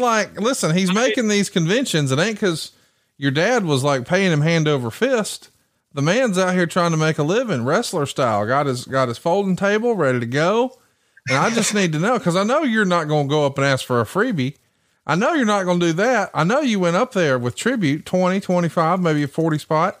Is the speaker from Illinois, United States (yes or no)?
no; Alabama, United States; I'm from Alabama, born and raised